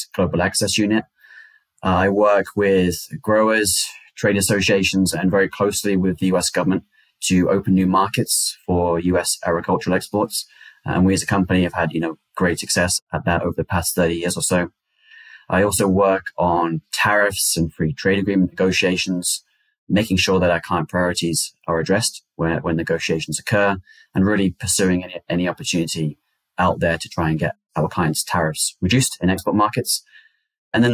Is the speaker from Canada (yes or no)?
no; United Kingdom; moved away as an adult; also born or lived in China / Italy / Kenya; now in United States; I'm originally from the United Kingdom.